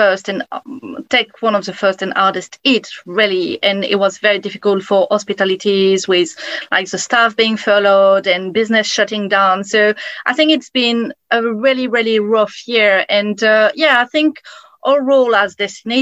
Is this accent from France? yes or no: yes; France; English is a second language; moved away as an adult; also born or lived in Canada; now in United Kingdom; I'm from France, obviously, traveled to Canada, then settled in UK